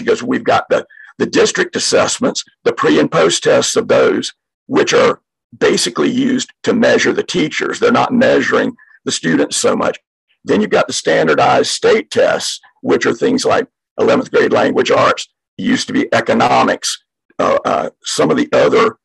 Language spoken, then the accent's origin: English; outside of Savannah, Georgia, United States; moved away as an adult; now in Gwinnett County, Georgia, United States; In my hometown, outside of Savannah